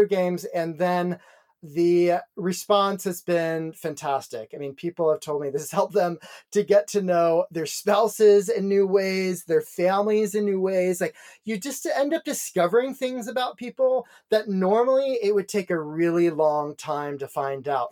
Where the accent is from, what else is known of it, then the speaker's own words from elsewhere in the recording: Dayton, Ohio, United States; in my hometown of Dayton